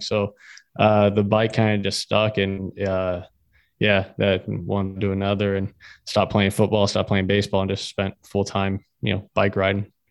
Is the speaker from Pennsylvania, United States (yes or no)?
no; Florida, United States; I'm from Florida, so Spanish, you hear a lot